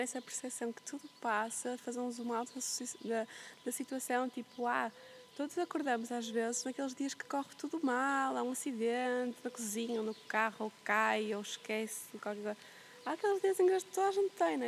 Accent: Porto, Norte, Portugal; moved away as an adult; also born or lived in Flores Island, Azores / Algarve; eu cresci, eu nasci e fui criada no meio da cidade, no Porto.

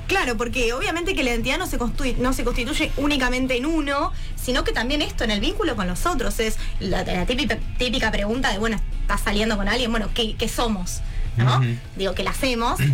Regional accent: Argentina; yo soy argentina, entonces no soy, qué sé yo, chilena, no soy boliviana

